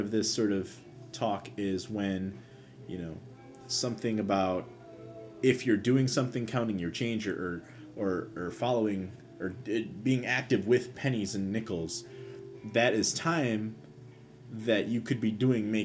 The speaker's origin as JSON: {"language": "English", "country": "United States", "said": "as an American"}